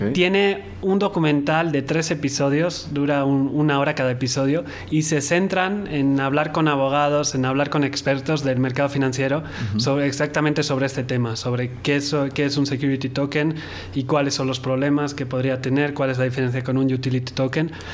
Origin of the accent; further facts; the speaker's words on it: Mexico; yo como mexicano